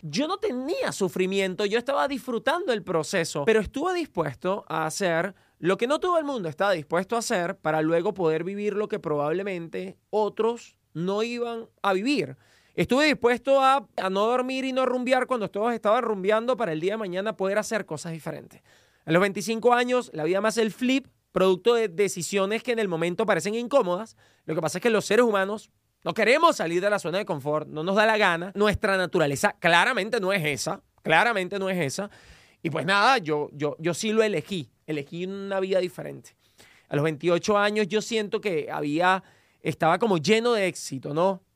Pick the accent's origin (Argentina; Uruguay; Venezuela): Venezuela; moved away as an adult; now in United States; soy venezolano, estudié comunicación en Venezuela